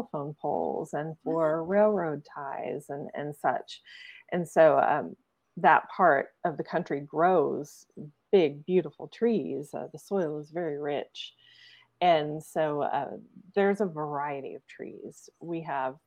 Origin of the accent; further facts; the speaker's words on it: the Ozarks, Northwest Arkansas, United States; moved away; it's in what we would call the Ozark Mountain area. And so it's a very lush, gorgeous part of the country, part of the world. And there are lots of rivers, there are lots of caves, beautiful forests, bluffs, mountains, gorgeous scenery, especially in the fall. Such a beautiful place. It's where I'm from originally